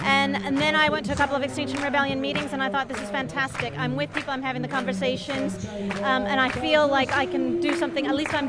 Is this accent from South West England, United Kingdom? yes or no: yes; Bristol, South West England, United Kingdom; and also because we're from Bristol, and it's a Bristol-based movement here